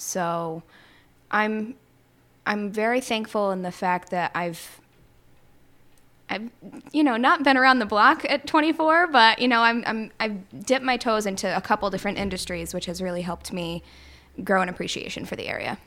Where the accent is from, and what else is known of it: Plattsburgh, New York, United States; born or raised there; also born or lived in Syracuse, New York